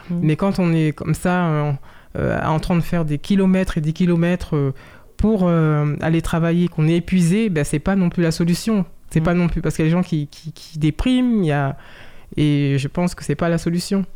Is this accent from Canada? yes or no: no; Saint-Cloud, Île-de-France, France; Je suis né en France, euh, à Saint-Cloud, dans les Hauts-de-Seine